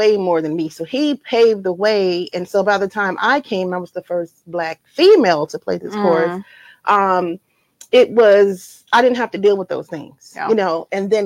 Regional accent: Eatonton, Georgia, United States; I'm from Edenton, Georgia, Putnam County, dairy capital of the world

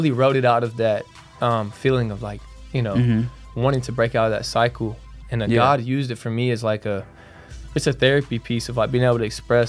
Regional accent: Brunswick, Georgia, United States; Man, I'm 20. I'm from Brunswick, Georgia.

